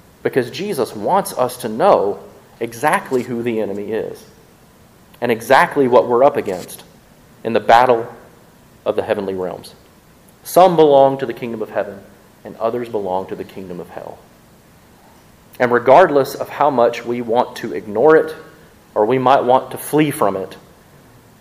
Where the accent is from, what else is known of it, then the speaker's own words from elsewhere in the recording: Mississippi, United States; I'm from Mississippi